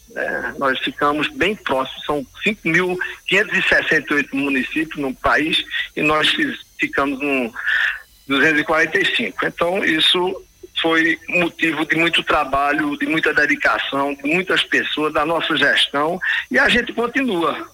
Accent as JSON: {"language": "Portuguese", "region": "Pernambuco", "country": "Brazil", "said": "como bom pernambucano"}